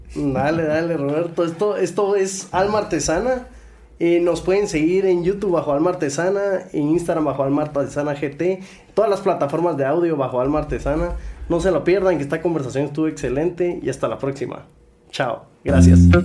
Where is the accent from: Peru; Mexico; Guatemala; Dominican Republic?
Guatemala; los que están en este, en este lado de la silla somos chapines